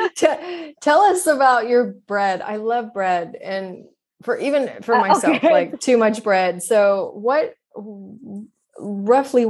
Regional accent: United States; moved away as an adult; also born or lived in Turkey; I'm American

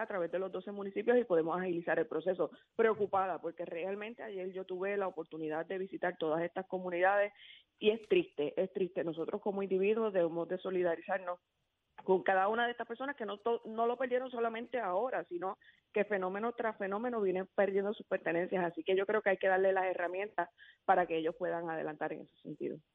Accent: Añasco, Puerto Rico; yo soy residente de Añasco

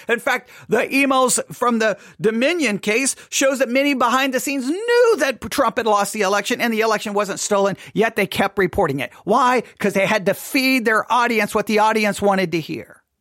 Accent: United States; I'm an America and love being an American

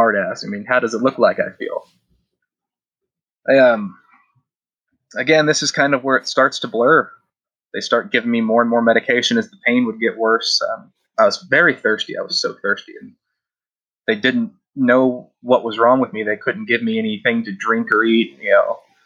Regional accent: Kansas City, United States; also born or lived in Overland Park; We're both from Kansas City

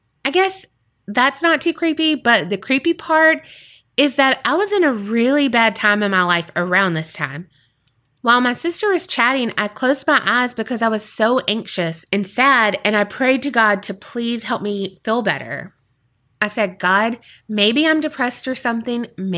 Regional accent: Australia; I'm an Aussie. G'day. How you doing, mate?

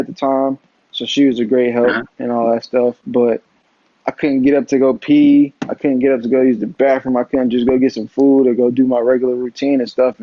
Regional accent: Atlanta, Georgia, United States; my hometown

